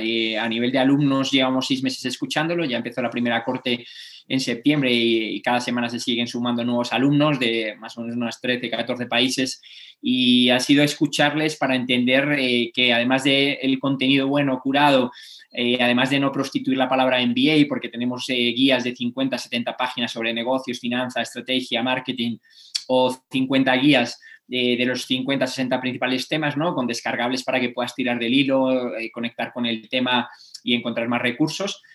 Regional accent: Cantabria, Spain; Cantabria, mi tierra

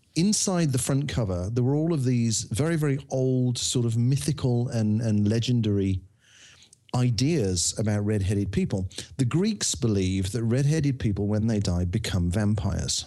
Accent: Birmingham, West Midlands, United Kingdom; I'm from Birmingham.

